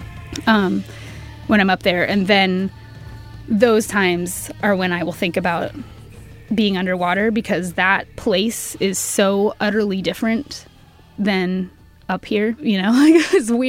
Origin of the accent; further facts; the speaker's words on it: Tacoma, Washington, United States; I was born and raised in Tacoma